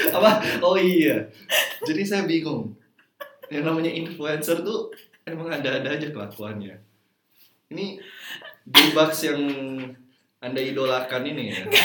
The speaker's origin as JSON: {"language": "Indonesian", "region": "Java", "country": "Indonesia", "said": "saya ini backgroundnya orang Jawa"}